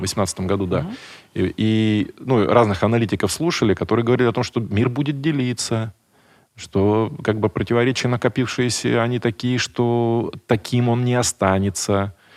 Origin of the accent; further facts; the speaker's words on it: Buryatia, Russia; Я вообще из Бурятии, я, чтобы вы понимали, какая моя культура